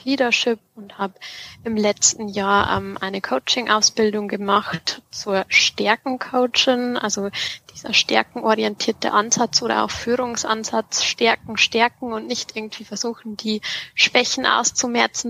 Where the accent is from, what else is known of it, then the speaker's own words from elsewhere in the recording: district of Freyung-Grafenau, Bavarian Forest, Germany; das ist auch die Region, ähm, wo ich aufgewachsen bin ähm, und was so meine Heimat ist